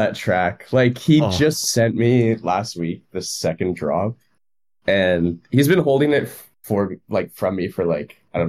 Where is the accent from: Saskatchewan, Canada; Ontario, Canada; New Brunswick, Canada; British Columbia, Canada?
British Columbia, Canada; Victoria; moved away as an adult; now in Vancouver, Canada; it doesn't really matter, but I am from Victoria. I moved out to Vancouver in 2020, so like right in the middle of COVID.